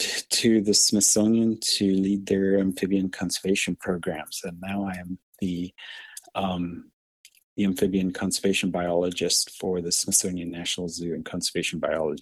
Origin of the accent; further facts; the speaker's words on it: Zimbabwe; I was born in Zimbabwe, and I grew up a fish nut. So by the time I left home, I think I had about 20 aquariums in my bedroom